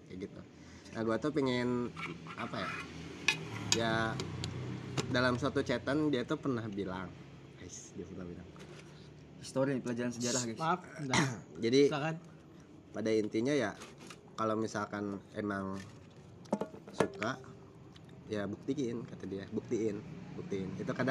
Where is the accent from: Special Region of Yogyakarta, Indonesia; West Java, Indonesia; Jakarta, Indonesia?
West Java, Indonesia; Bogor; Saya dari Bogor.